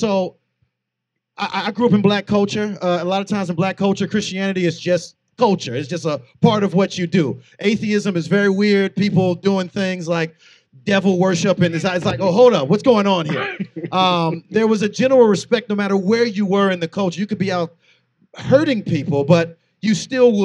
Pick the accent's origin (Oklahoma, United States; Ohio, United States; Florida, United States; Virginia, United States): Florida, United States; St. Petersburg; also born or lived in Air Force base / Lutz, Florida; I am from St. Petersburg